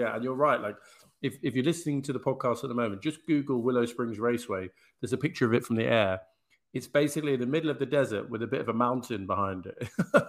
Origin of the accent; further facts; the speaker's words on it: United Kingdom; actually as a Brit